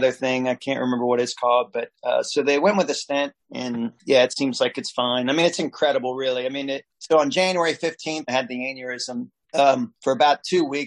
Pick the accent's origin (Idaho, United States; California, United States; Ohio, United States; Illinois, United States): Ohio, United States; Norwood; growing up in Norwood, was literally like Mayberry